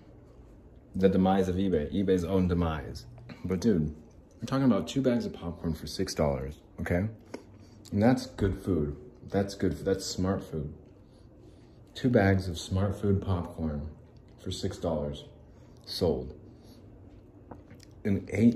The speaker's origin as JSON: {"language": "English", "town": "Phoenix", "region": "Arizona", "country": "United States", "also_born_or_lived": "Salt Lake City, Utah", "said": "I'm from Salt Lake City, Utah. Well, I'm from Phoenix"}